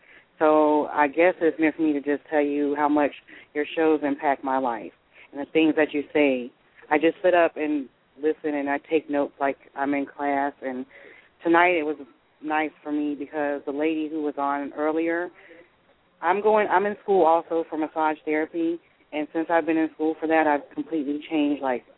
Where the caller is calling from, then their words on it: Tallahassee, Florida, United States; I'm calling from Tallahassee, Florida.